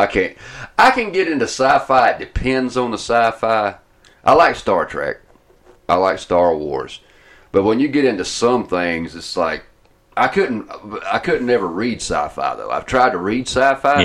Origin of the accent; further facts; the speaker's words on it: Atlanta, Georgia, United States; now in Ohio, United States; I'm from Atlanta, because, of course, they recognize my accent